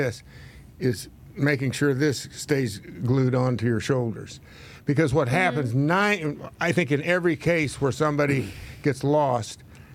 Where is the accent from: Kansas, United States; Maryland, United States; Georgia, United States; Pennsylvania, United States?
Kansas, United States; I grew up in Kansas